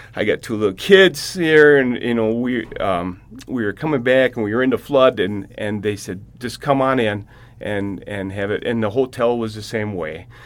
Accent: Hill Point, Wisconsin, United States; I'm from Hill Point, Wisconsin

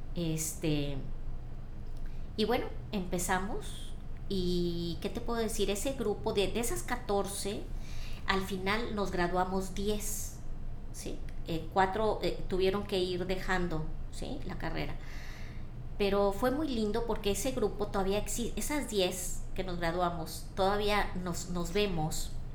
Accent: Ciudad Victoria, Tamaulipas, Mexico; moved away as an adult; now in Monterrey, Mexico; yo eh, nací en Ciudad Victoria, crecí allá, estudié allá

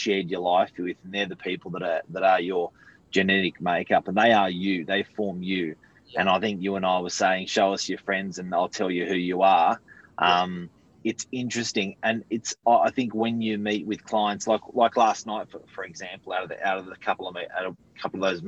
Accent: Sydney, New South Wales, Australia; both my parents are Serbian background. So I went to Cromer High School in the northern beaches

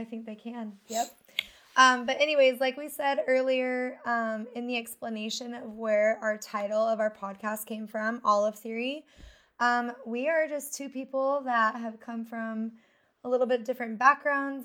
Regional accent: Twin Falls, Idaho, United States; also born or lived in Montana; I was born in Hoover, Montana, but I was raised mostly in Twin Falls, Idaho

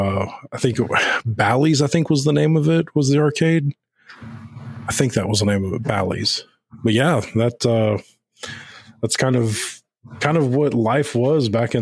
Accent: Houston, Texas, United States; I grew up in South Texas, you know, big metro area of Houston.

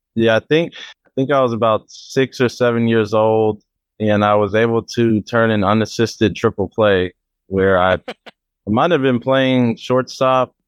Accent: Oakland, California, United States; my hometown in Oakland, old stomping grounds.

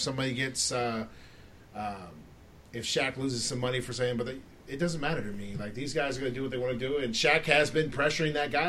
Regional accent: Florida, United States; because I grew up in Florida and all we watched was the Bulls, and I didn't really have a team when I was growing up

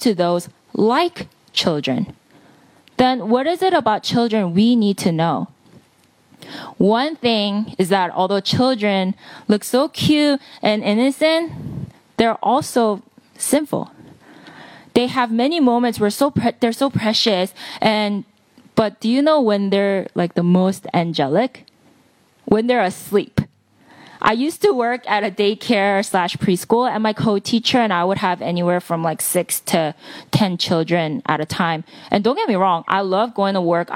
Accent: Palisades Park, New Jersey, United States; English is a second language; also born or lived in Seoul, South Korea; I moved to America. I literally landed in JFK, drove to Palisades Park, and I've been here ever since second grade

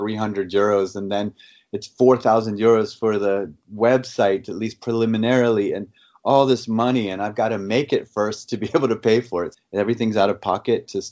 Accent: United States; now in Frankfurt, Germany; I'm here based in Europe. I am American.

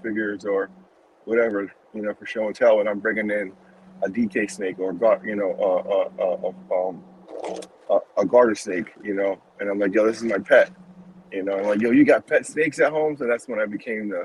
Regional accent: Rhode Island, United States; moved away; I come from New England, Rhode Island

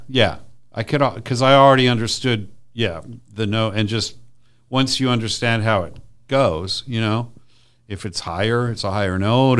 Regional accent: Redlands, California, United States; also born or lived in Madison, Wisconsin; by the time I was one, we were in Rut-, in Redlands, California.

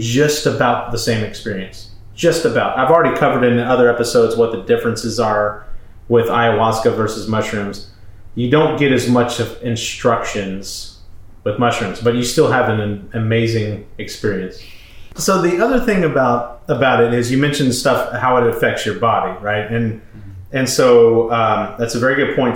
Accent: Manville, United States; moved away; we went to my hometown, my family house, which is in the process of being sold at this point. There's no furniture, no nothing. And we went to Manville.

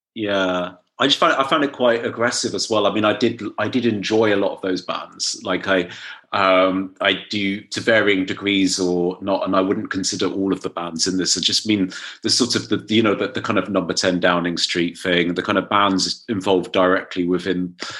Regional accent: Dorset, South West England, United Kingdom; I was growing up in Dorset

